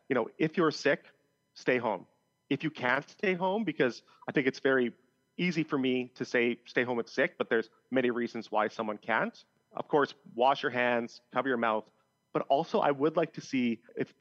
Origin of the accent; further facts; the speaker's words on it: just outside of Edmonton, central Alberta, Canada; moved away as an adult; now in Vancouver Island, Canada; I grew up in Alberta, central Alberta, just outside of Edmonton.